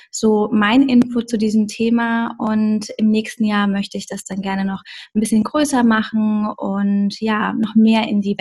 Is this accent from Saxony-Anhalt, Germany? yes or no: no; Bensheim, Hesse, Germany; Also ursprünglich komme ich aus Bensheim an der Bergstraße in Hessen und ähm, ja, ich bin dort aufgewachsen in einer kleinen Stadt